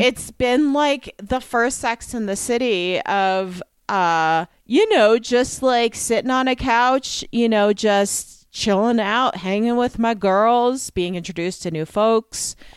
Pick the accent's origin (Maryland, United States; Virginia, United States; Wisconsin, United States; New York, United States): New York, United States; as a New Yorker